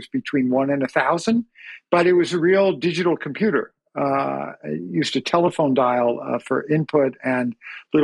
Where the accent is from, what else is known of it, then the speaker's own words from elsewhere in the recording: Long Island, New York, United States; I grew up on Long Island